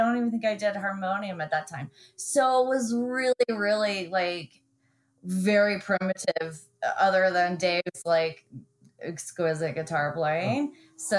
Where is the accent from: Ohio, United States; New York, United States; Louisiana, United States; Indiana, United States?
Louisiana, United States; New Orleans; also born or lived in Germany; Like I was born in New Orleans, and then by the time I was three, living in Germany